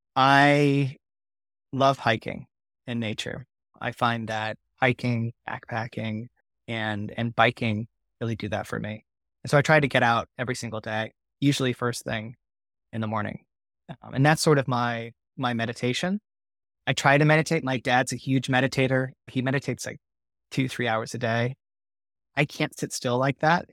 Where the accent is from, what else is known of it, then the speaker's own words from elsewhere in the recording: Orange County, California, United States; I grew up in Orange County